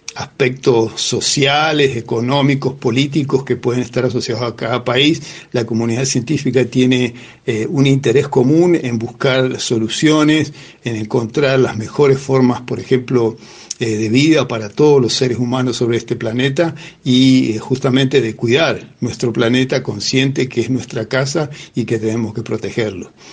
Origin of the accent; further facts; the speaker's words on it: San Rafael, Mendoza, Argentina; also born or lived in La Plata / Santiago del Estero / Colorado / Columbia; Yo soy originario de San Rafael, eh, aquí en la provincia de Mendoza, muy orgulloso de ser del sur de la provincia